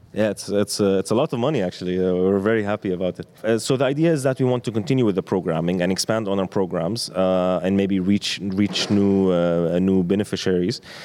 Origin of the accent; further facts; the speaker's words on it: Amman, Amman Governorate, Jordan; as a skateboarder growing up in Amman